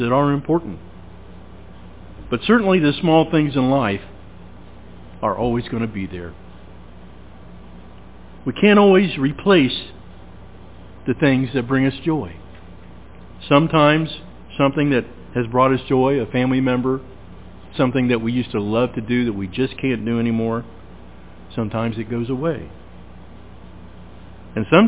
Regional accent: Williamsburg, Ohio, United States; Williamsburg, Ohio, my hometown.

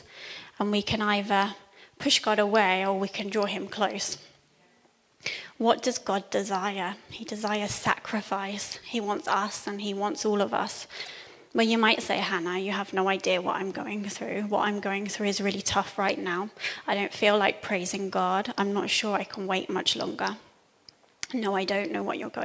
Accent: Cambridge, East of England, United Kingdom; moved away; So I'm from Cambridge originally, and at this point we were living in Cambridge.

